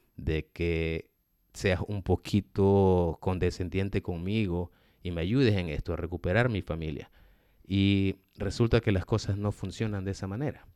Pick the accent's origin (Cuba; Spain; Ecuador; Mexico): Ecuador; moved away; also born or lived in United States; yo he vivido aquí en Estados Unidos más de 20 años. Dios me ha llevado de retorno al país donde yo nací